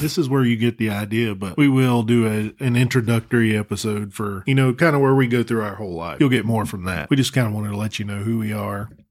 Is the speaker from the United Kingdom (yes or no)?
no; Texas, United States; now in North Carolina, United States; I was born and raised in Texas. Uh, moved to North Carolina.